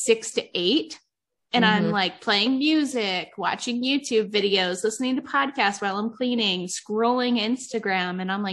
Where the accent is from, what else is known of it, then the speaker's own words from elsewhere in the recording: Ohio, United States; moved away as an adult; now in Nevada, United States; I'm from Ohio and I moved out here.